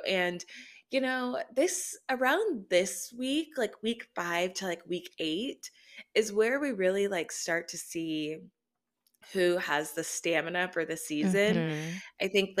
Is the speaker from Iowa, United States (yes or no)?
no; Austin, Texas, United States; also born or lived in Alabama; But so I was born in Alabama, which, I mean, check my birth certificate. I was born in Alabama. I'm an Alabama fan. However, I was raised in Austin, Texas.